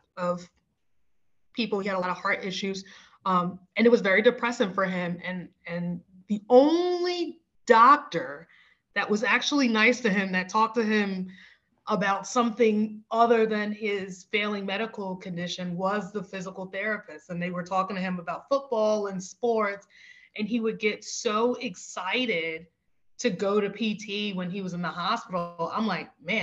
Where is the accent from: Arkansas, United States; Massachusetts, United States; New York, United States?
New York, United States; New York City; now in Philadelphia, United States; I'm originally from the South Bronx in New York City, and I've made my way to Philadelphia here.